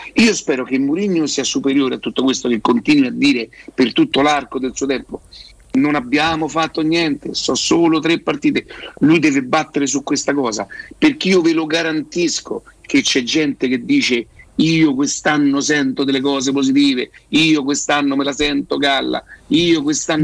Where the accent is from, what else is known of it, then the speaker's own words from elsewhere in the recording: Rome, Lazio, Italy; io so da Roma